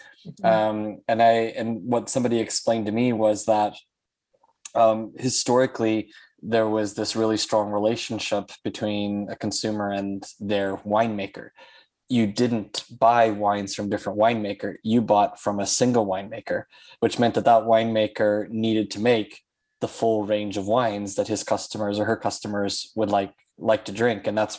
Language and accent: English; Kansas, United States; also born or lived in Germany; You know, I'm speaking now from Kansas on this one, and growing up here